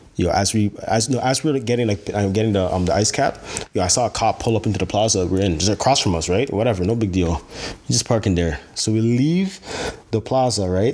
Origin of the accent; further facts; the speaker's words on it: Brampton, Ontario, Canada; I'm from Brampton.